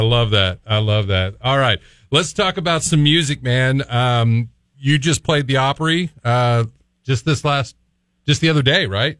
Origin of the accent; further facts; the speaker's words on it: Central Illinois, United States; moved away; in Central Illinois, it's the same thing people grow up, they move out, they don't come back